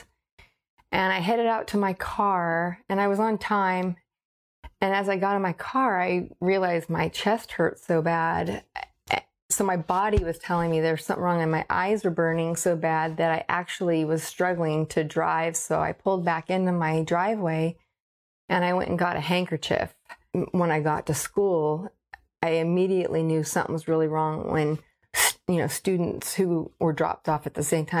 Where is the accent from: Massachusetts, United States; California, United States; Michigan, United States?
California, United States; Paradise; I was born and raised here